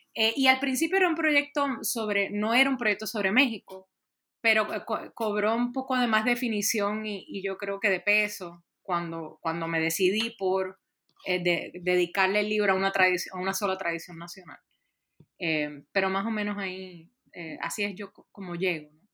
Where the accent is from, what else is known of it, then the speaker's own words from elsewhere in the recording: Puerto Rico; moved away; yo soy originalmente de Puerto Rico